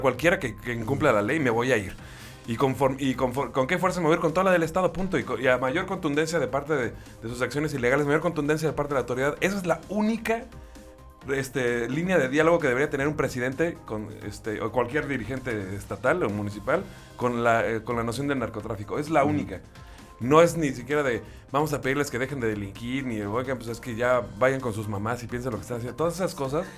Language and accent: Spanish; Mexico; como mexicano